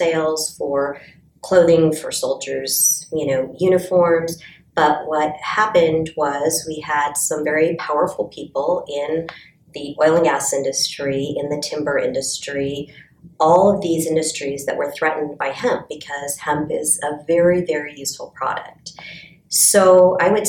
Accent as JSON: {"language": "English", "town": "Golden", "region": "Colorado", "country": "United States", "said": "I am from Colorado, Golden, Colorado"}